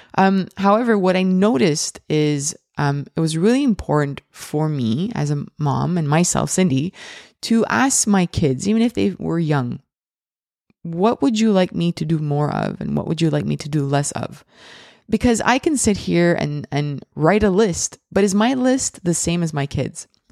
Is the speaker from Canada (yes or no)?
yes; Montreal, Quebec, Canada; I am from Montreal, Canada